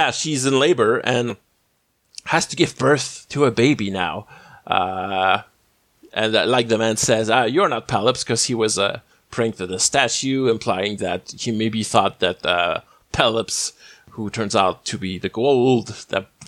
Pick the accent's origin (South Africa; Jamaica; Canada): Canada; the only Canadian on this episode